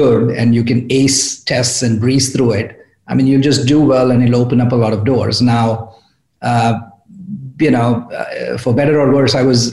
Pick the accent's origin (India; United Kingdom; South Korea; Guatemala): India; moved away as an adult; also born or lived in New York, United States; now in California, United States; I grew up in India at IIT Bombay